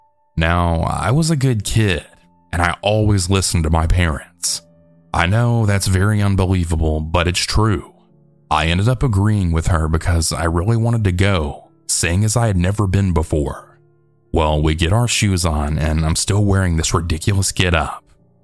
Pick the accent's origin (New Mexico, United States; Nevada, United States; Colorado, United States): Nevada, United States; Las Vegas; For some background, I grew up in Las Vegas, Nevada. This place is not for the weak.